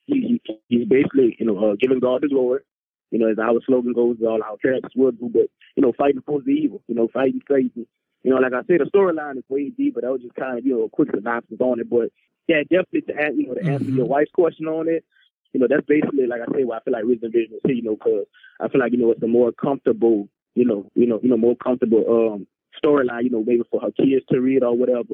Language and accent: English; New Orleans, Louisiana, United States; New Orleans, which is my hometown